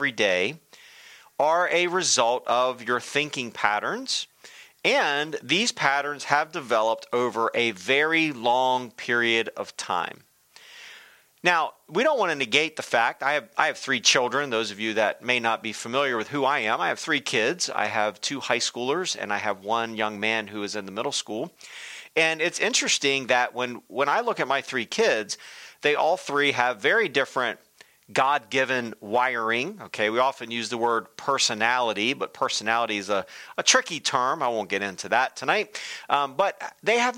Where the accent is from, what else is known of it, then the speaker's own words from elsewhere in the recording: Delaware, United States; When I was a kid growing up, I grew up in Delaware.